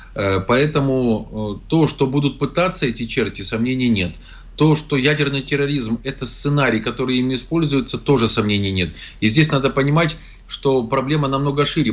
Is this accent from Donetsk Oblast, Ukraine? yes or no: no; Zaporizhzhia, Zaporizhzhia Oblast, Ukraine; Зеленский побывал сначала в городе Запорожье, в котором его ненавидят, он прекрасно знает, поэтому избегает посещения моего родного города